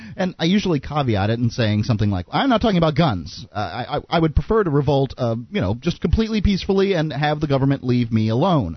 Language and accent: English; Sarasota, Florida, United States; now in Keene, United States; I was born in the city of, uh, near the city of yeah, in the city of Sarasota